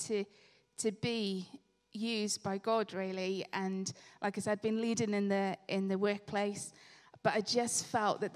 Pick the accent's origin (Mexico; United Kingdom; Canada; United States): United Kingdom; Swansea, Wales; moved away as an adult; now in Loughborough, United Kingdom; I was born in Swansea